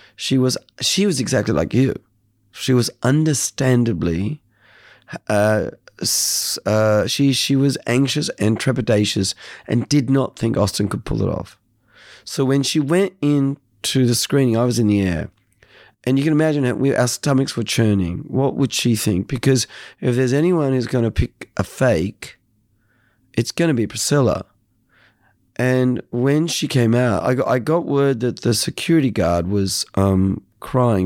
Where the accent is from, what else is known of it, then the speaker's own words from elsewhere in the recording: Australia; I'm an Australian